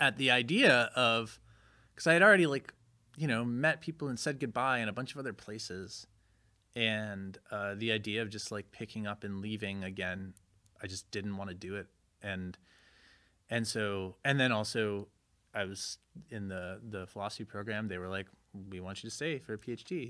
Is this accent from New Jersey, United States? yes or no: no; Connecticut, United States; moved away as an adult; also born or lived in Chicago / Berlin / New York; I grew up in Connecticut